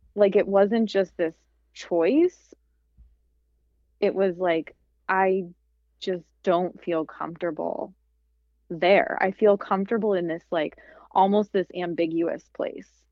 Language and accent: English; Midwest, United States; you have to act a certain way, especially because I'm from the Midwest.